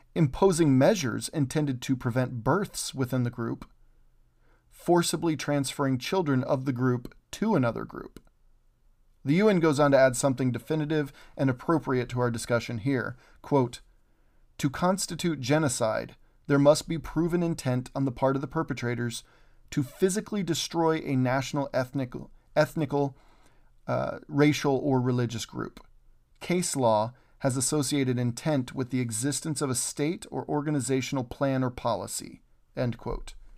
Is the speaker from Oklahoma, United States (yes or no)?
yes; Oklahoma, United States; I'm originally from Oklahoma